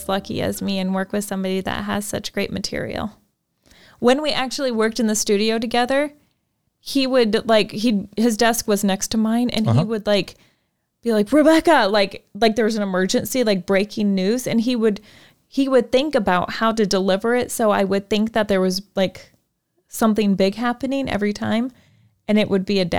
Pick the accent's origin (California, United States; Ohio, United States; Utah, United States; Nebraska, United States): Nebraska, United States; I am from Nebraska.